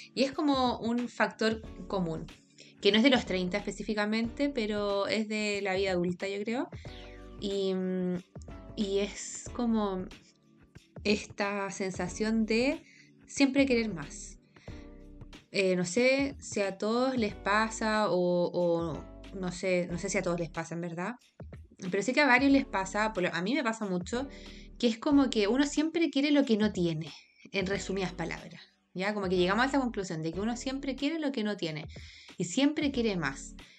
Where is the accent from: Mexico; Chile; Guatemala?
Chile; Santiago, Santiago Metropolitan Region; crecimos en Santiago